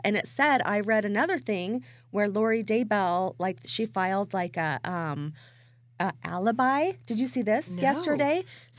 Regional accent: Idaho, United States; born or raised there

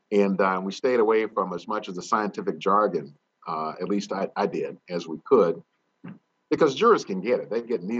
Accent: North Carolina, United States; moved away; where I grew up in Annapolis, North Carolina

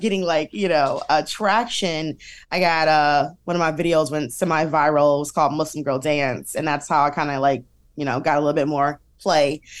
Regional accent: Detroit, Michigan, United States; we, uh, grew up in Detroit, half Detroit, half downriver

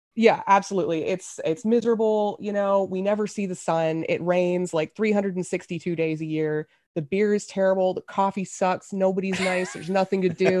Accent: Memphis, Tennessee, United States; now in Seattle, United States; I grew up in Memphis

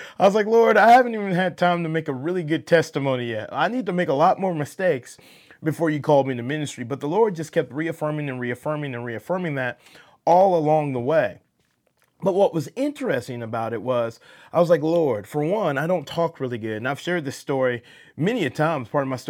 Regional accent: Atlanta, Georgia, United States; Being born and raised in Atlanta, you know, you have this accent from the South

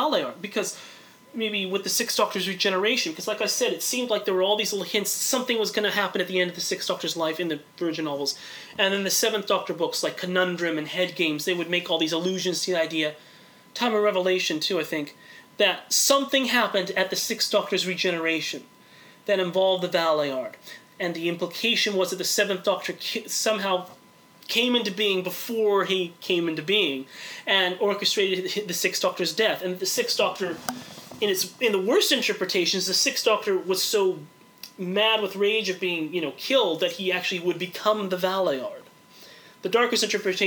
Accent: Los Angeles, California, United States; I'm from Los Angeles

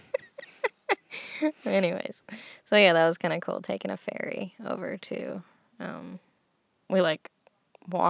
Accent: United States; Estados Unidos

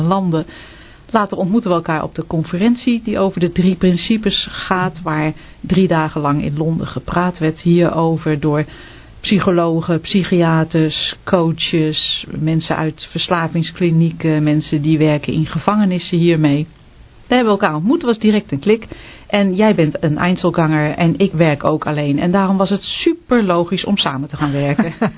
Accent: Netherlands; wij zijn ook Nederlanders.

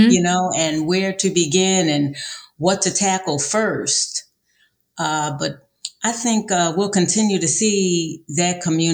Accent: Philadelphia, Pennsylvania, United States; now in San Antonio, United States; I'm from Philadelphia, Pennsylvania originally

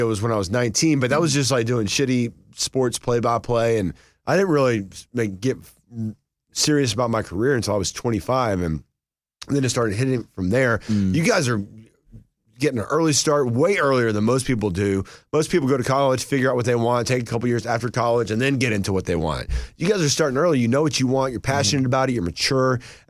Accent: Blairsville, Georgia, United States; now in Atlanta, United States; That's where I'm from. That's my hometown.

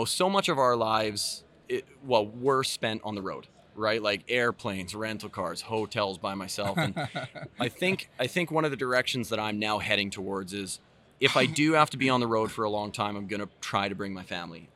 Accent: Southern Alberta, Canada; I built a bike park in my hometown

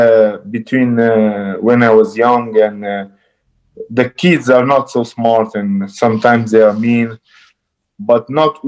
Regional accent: Romania; English is a second language; also born or lived in Nigeria; In 1 year, I started school in Romania, so I was only Romanian

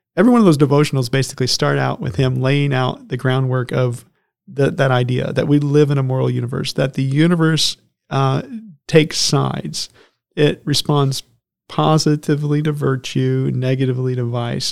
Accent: Lagodi, Indiana, United States; I grew up in Lagodi, Indiana

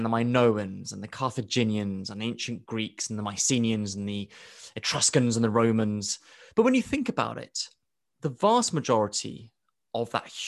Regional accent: Nairobi, Kenya; I grew up in Nairobi as a student at a school called the Banda, which was Swahili for mud hut. I went to the mud hut school in Kenya, in Nairobi.

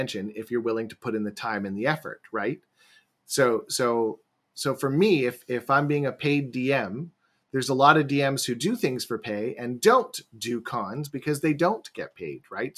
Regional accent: Vancouver, British Columbia, Canada; I am from Vancouver up in Canada.

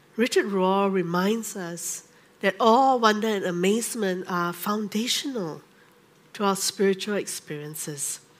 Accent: Singapore; I grew up in the Methodist Church in Singapore

